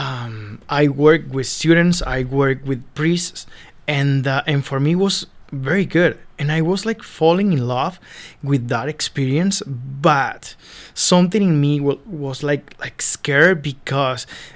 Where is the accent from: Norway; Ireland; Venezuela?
Venezuela; moved away as an adult; now in Canada; I am originally from Venezuela, and I arrived in Canada 5 years and a half ago